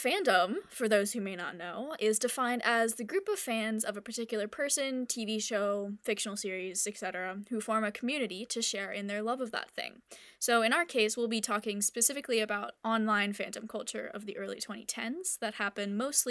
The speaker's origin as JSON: {"language": "English", "region": "New England", "country": "United States", "said": "I am also from New England."}